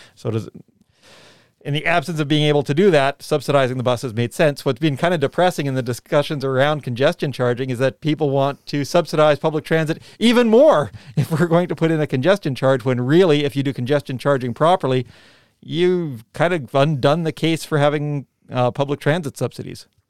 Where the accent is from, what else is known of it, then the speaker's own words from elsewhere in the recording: Canada; now in New Zealand; when I was a kid growing up in Canada